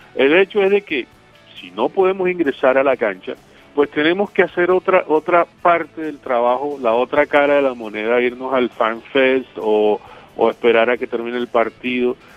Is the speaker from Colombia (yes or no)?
yes; Caribbean coast, Colombia; un costeño en Rusia